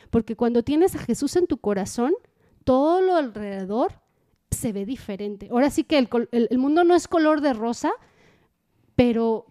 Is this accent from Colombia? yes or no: no; Mexico; uno mexicano o latino